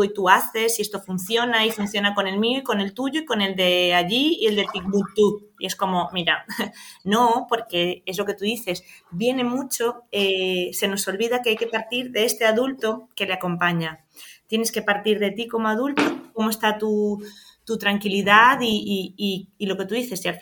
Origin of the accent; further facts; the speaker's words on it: Venezuela; now in Spain; en nuestro caso que venimos de Venezuela muchas veces cuando nos tocaba el gallego era como, ay Dios mío, ¿qué viene a decir aquí?